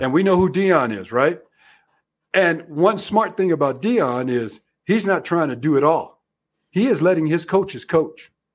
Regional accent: Arizona, United States; I grew up in Arizona

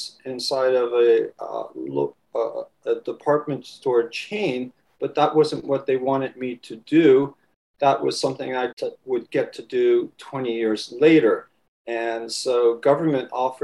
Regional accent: Washington, District of Columbia, United States; accent: Washington, D.C. accent; Loved the city, and was born and raised in Washington, D.C. So if I pronounce it in a strange way, it's that Washington, D.C. accent

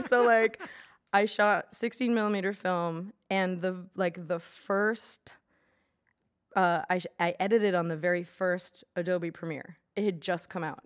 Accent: Maine, United States; I'm from Maine.

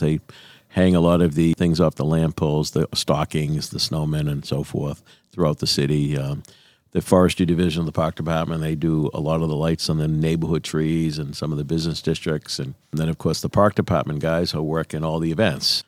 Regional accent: Quincy, Massachusetts, United States; when I'm away, people say, "Where you from?" I always say, "Quincy."

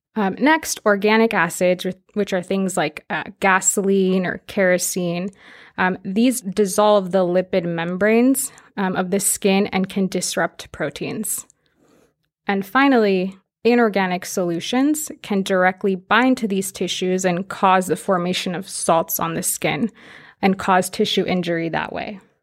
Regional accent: Fresno, California, United States; I'm actually from Fresno

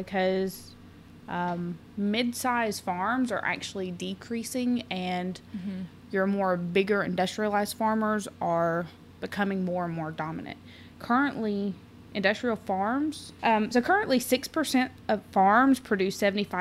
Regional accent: Georgia, United States; We're still the Peach State.

